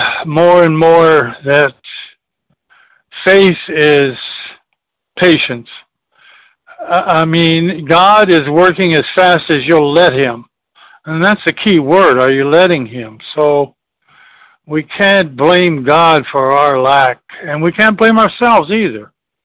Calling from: Charleston, South Carolina, United States; from Charleston, South Carolina.

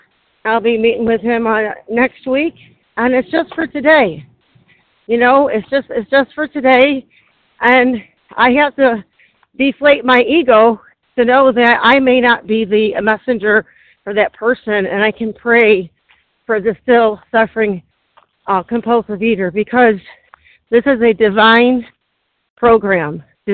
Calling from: Syracuse, New York, United States; I'm calling from Syracuse, New York.

